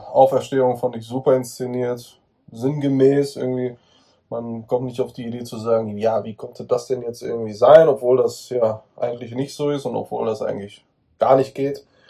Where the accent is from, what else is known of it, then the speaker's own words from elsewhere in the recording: Germany; Ich bin Italiener. Ich bin in Deutschland geboren und aufgewachsen.